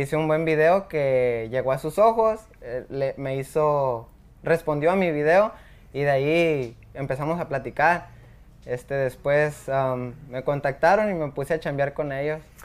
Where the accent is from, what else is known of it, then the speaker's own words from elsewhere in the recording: Los Altos de Jalisco, Mexico; Los Altos de Jalisco, un pueblo que se llama Gnostic